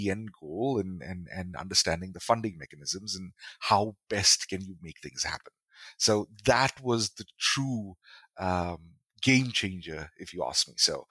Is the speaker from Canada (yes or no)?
no; Kerala, India; now in Chennai, India; Moving to Chennai even pushed it further because now I am from Kerala. I am in Chennai, and this particular college I was studying at, there were very few Malayalis